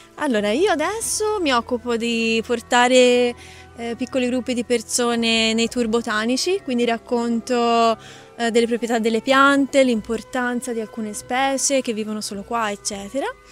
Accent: Pisa, Tuscany, Italy; moved away as an adult; now in Rethymno, Greece; Io vengo da Pisa e sono venuta qua dopo la mia laurea in scienze naturali

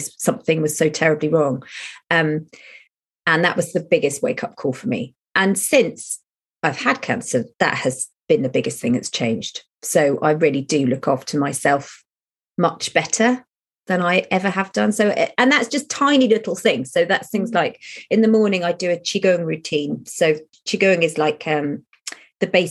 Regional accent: United Kingdom; we're British

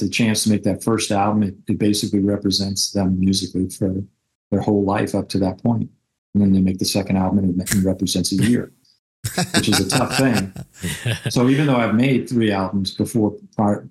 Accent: New York City, New York, United States; I grew up in New York City

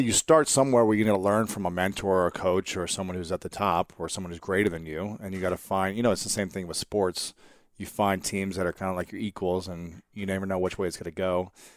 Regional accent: Ohio, United States; moved away as an adult; also born or lived in New York; I'm here from Ohio

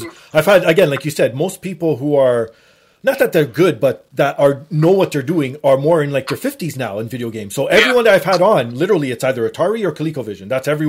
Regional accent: Canada; me being Canadian

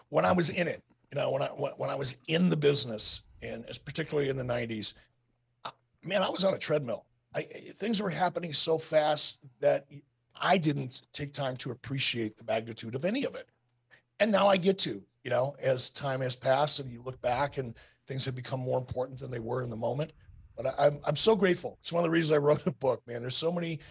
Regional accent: Detroit, Michigan, United States; as a kid growing up in Detroit with my dad

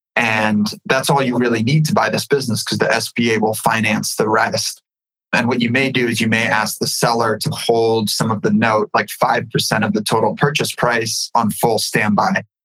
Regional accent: California, United States; also born or lived in Ukraine; I was born in the Ukraine and my family came over here. My mom came over here in 92 with me. I grew up in California.

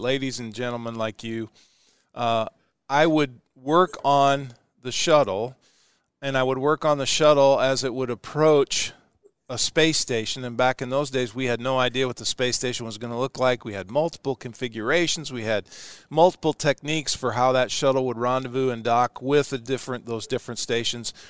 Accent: Ashland, United States; my hometown of Ashland where we're broadcasting from today

